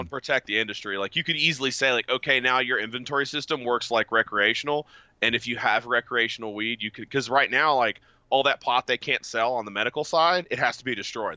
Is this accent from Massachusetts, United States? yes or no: no; West Virginia, United States; I'm from West Virginia